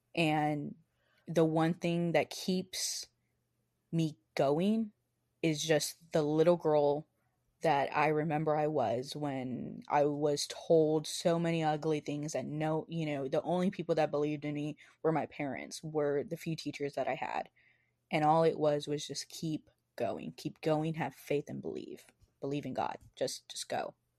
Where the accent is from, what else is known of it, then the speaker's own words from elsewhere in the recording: the Rio Grande Valley, Texas, United States; moved away as an adult; I'm from the Valley